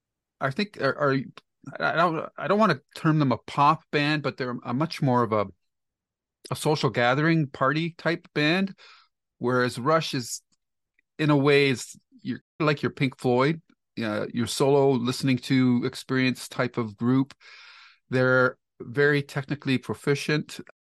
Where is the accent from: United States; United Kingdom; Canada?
Canada; I'm a Canadian, so I'm prejudiced.